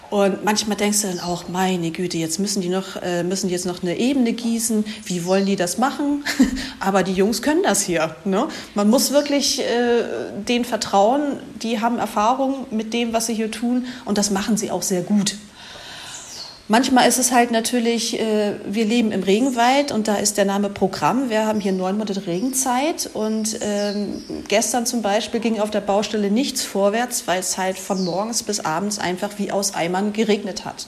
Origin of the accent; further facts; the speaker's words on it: Germany; moved away as an adult; now in Ecuador; als Deutscher